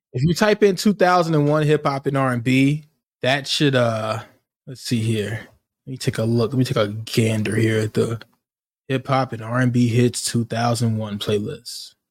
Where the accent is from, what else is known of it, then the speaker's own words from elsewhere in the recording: Virginia, United States; I'm from Virginia